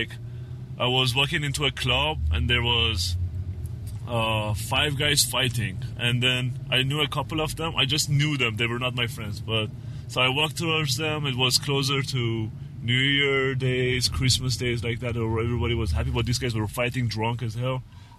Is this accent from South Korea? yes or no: no; Iran; born there; also born or lived in Armenia; I was born in Iran, then I moved to Armenia, and then...